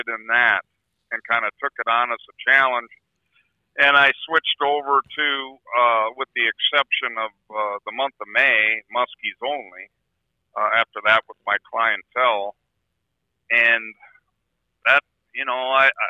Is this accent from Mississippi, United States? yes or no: no; Hayward, Wisconsin, United States; also born or lived in Chicago, Illinois; I was born in Chicago, but 6 months old, my folks decided to buy a resort in Hayward, Wisconsin on the Spider Lake chain of lakes here. And they owned that and ran it for 11 years.